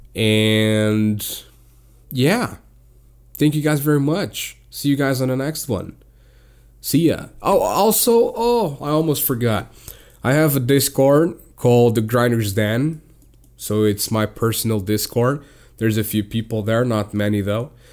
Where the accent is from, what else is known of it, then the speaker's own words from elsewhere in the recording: Portugal; I'm from Portugal